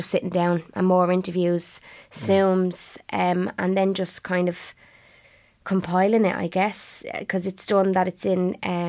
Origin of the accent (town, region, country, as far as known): Blanchardstown, Leinster, Ireland